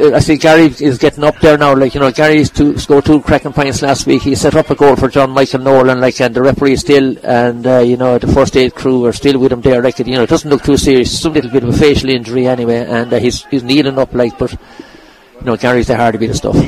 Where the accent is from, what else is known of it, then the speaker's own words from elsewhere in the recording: Carlow, Leinster, Ireland; I'm from Carlo